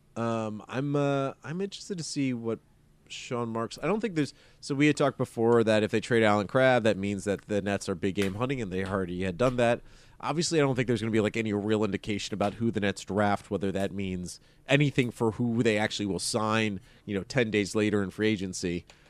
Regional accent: Maryland, United States; I'm from Maryland

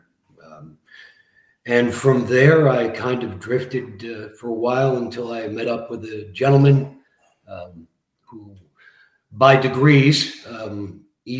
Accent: Barrie, Ontario, Canada; also born or lived in Scarborough, Ontario; So I grew up in Barrie, Ontario. Arrived there in 1978 from Scarborough. Young kid.

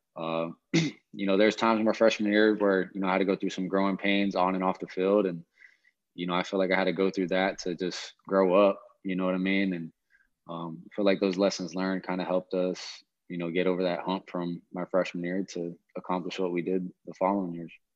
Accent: Hawaii, United States; moved away; I was born and raised in Hawaii

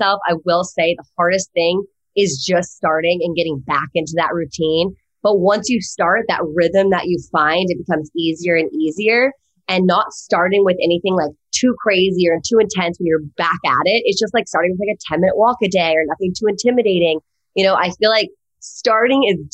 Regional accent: East Coast, home Virginia, United States; moved away as an adult; now in Los Angeles, United States; I'm from the East Coast, but went to USC on a lacrosse scholarship

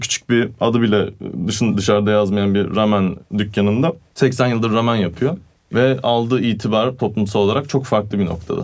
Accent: Turkey; first language Turkish; also born or lived in Italy; Türk'üm dedim.

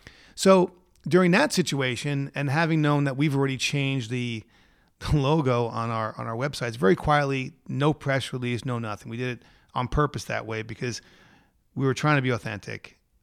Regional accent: New York, United States; growing up in New York

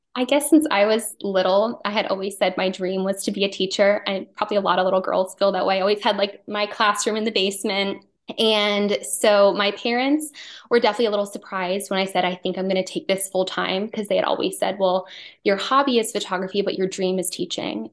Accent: outside of Philadelphia, Pennsylvania, United States; moved away as an adult; now in Wilmington, United States; I grew up outside of Philadelphia

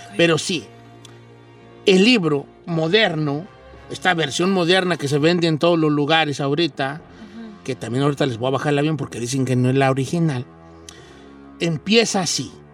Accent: Mexico; moved away

